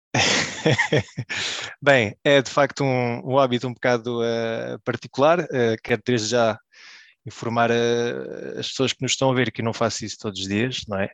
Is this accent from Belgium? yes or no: yes; Belgium; nasci na Bélgica, uh, vivi a minha vida toda na Bélgica